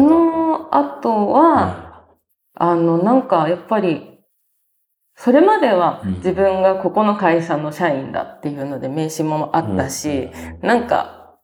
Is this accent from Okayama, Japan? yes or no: no; Kawagoe, Saitama, Japan; 埼玉県です。あ、埼玉。川越というところです